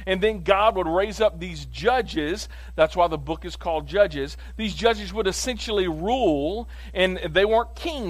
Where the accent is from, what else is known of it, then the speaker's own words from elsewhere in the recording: Clarksville, United States; I grew up here in Clarksville. I went to Clarksville High